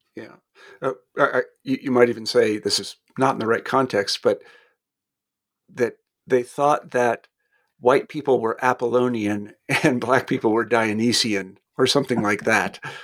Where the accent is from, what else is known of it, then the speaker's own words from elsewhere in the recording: Kansas, United States; moved away; also born or lived in Redstone Arsenal, Alabama; I'm, I'm from Kansas originally, which isn't exactly the South